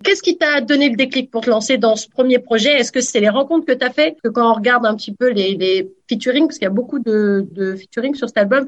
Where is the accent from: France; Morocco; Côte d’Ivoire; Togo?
France; now in Canada; en tant que Française de France